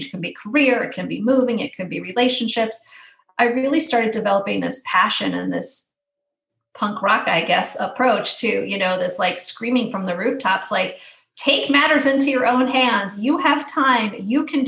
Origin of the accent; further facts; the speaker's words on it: Midwest, United States; I'm from the Midwest